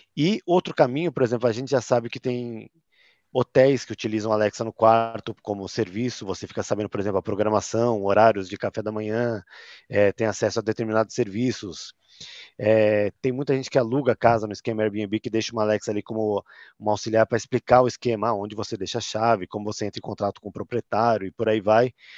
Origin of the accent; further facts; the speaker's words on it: São Paulo, Brazil; accent: paulistano; eu sou paulistano, tenho esse sotaque